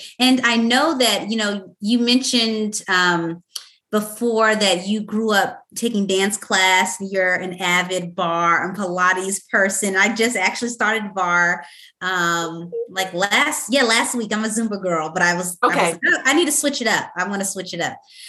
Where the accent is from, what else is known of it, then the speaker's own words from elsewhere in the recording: the South, United States; I'm from the South.